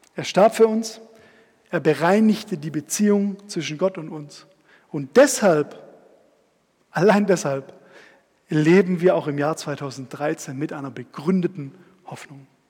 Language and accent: German; Stuttgart, Baden-Württemberg, Germany; Da bin ich auch aufgewachsen, so seitdem ich ähm, zehn war.